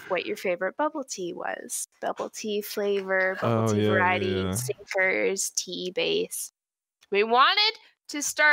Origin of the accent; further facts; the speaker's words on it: United States; I'm American